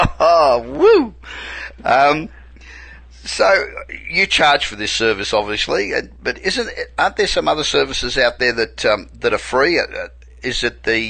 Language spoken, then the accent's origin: English; Australia; accent: Australian; moved away as an adult; I'm originally Australian. I've been here 27 years, but I can't throw the accent